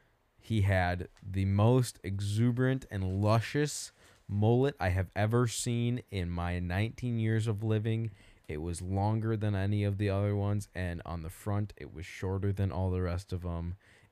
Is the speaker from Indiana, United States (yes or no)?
yes; Indiana, United States; nobody cares because we're from Indiana